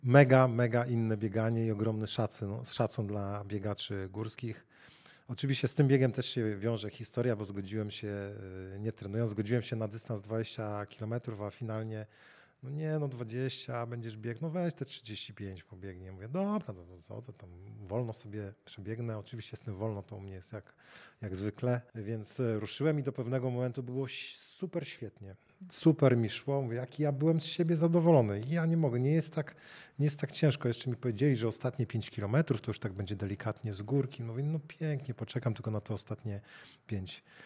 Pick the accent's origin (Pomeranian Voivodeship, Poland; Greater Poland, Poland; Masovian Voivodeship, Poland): Pomeranian Voivodeship, Poland; Gdańsk; jako rodowity gdańszczanin